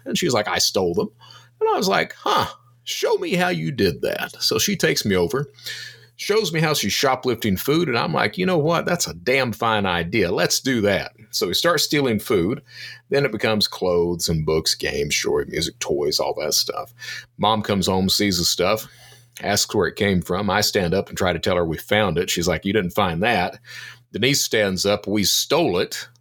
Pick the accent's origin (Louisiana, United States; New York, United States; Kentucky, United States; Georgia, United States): Kentucky, United States; Eastern; I'm from Eastern Kentucky.